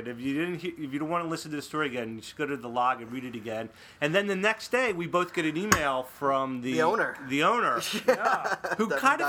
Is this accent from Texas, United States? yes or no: no; Philadelphia, Pennsylvania, United States; moved away; I am from the East Coast. Accento. Right, out in Philadelphia.